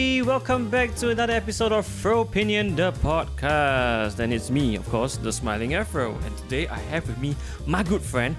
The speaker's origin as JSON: {"language": "English", "country": "Singapore", "said": "Singapore, we are a small country, small island. We have a very small population."}